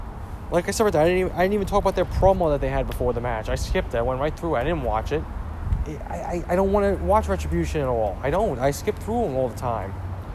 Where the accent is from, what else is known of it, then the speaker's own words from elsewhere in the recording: Ireland; And I'm an Irishman right there.